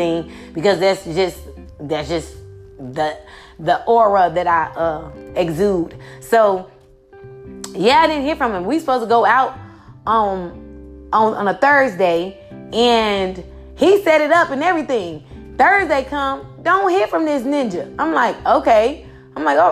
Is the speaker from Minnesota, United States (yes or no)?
no; Chicago, Illinois, United States; I come from Chicago, so it's real cutthroat